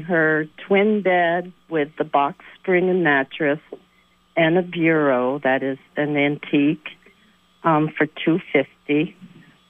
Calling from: Morrisville, Vermont, United States; I'm calling from Morrisville.

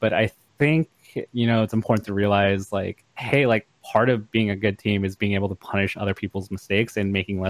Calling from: Los Angeles, California, United States; I'm calling from my home.

